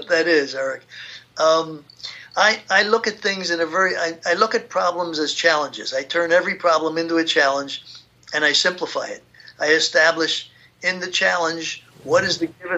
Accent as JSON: {"language": "English", "town": "Philadelphia", "region": "Pennsylvania", "country": "United States", "tie": "born or raised there", "said": "I grew up in Philadelphia during the Depression years."}